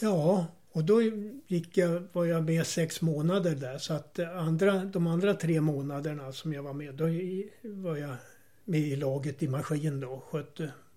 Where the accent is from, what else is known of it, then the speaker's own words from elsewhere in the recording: Härnösand, Västernorrland County, Sweden; now in Tyresö, Sweden; jag är uppvuxen i Härnösand i början på 1930-talet